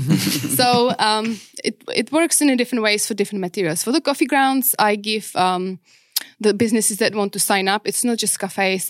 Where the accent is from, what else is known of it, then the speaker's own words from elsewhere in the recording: Czechia; English is a second language; moved away as an adult; also born or lived in Prague / New Zealand; now in Perth, Australia; I grew up pretty much to my adulthood in Czech